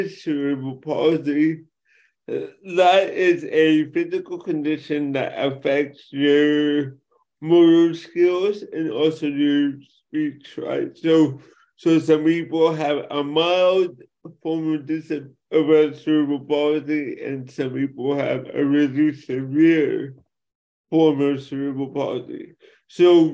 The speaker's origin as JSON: {"language": "English", "town": "Los Angeles", "region": "California", "country": "United States", "tie": "born or raised there", "said": "I'm born and raised in Los Angeles, California"}